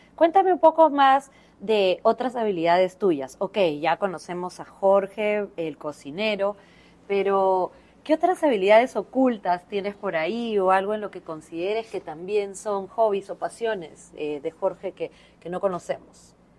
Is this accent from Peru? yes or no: yes; Peru; Como cocinero peruano